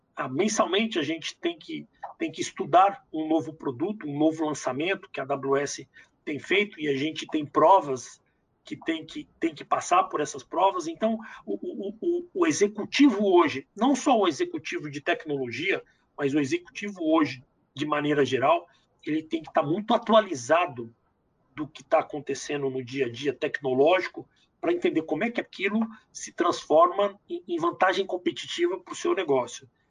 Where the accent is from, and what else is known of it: Brazil